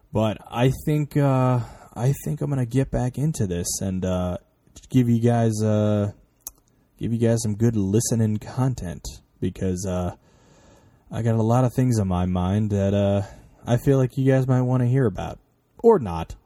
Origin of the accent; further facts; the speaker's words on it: New York, United States; I'm from New York, which is, like, the worst fucking place for there to be traffic